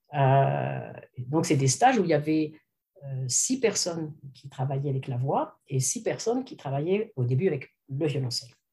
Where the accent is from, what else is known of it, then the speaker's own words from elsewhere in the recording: western France, France; also born or lived in Lyon; J'ai fait, fait mes études au conservatoire donc dans l'ouest de la France, puisque je suis française